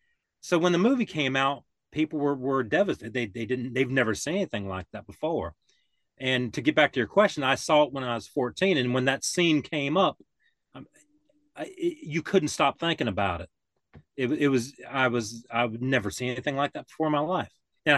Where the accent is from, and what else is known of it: Mountain Rest, South Carolina, United States